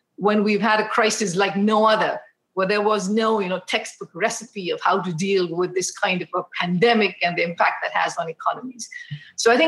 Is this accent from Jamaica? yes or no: no; Mysore, Karnataka, India; moved away as an adult; now in United States; So home is this town called Mysore, which is close to Bangalore.